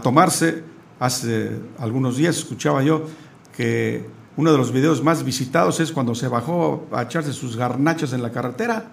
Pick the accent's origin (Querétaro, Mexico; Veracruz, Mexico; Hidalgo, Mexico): Querétaro, Mexico; los que somos queretanos